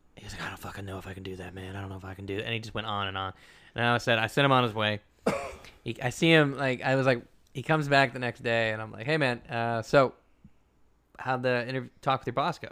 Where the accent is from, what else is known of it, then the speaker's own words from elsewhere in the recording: the South, United States; moved away; the kids I grew up with in the South